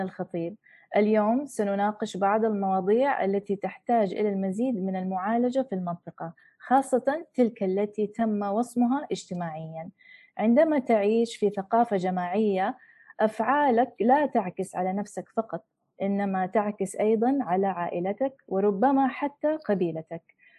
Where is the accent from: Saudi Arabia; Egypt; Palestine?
Saudi Arabia; moved away; also born or lived in United States; والدتي أجنبية وتربية السعودية وعشت في أمريكا